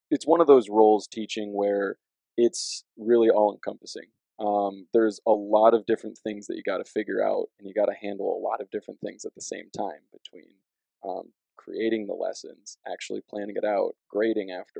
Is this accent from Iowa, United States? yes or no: yes; Dubuque, Iowa, United States; also born or lived in Rockford, Illinois; now in Cedar Falls, United States; I'm originally from Dubuque, Iowa